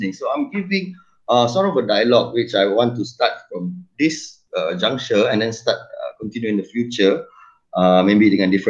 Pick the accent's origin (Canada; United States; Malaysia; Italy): Malaysia; Penang; I grew up in Penang kan.